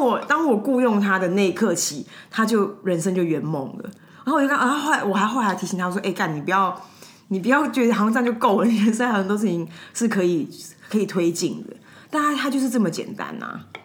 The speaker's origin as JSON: {"language": "Chinese", "country": "Taiwan", "said": "我们就是台湾人"}